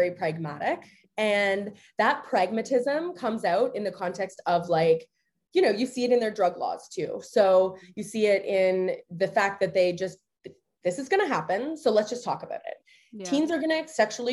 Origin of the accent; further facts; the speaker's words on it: Canada; now in United States; I am Canadian